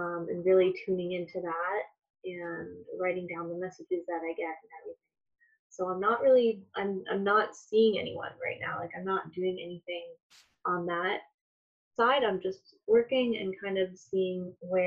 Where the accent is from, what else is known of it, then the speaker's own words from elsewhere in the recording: Toronto, Ontario, Canada; moved away as an adult; now in Kitchener, Canada; I live in Kitchener now, born and raised in Toronto, Ontario.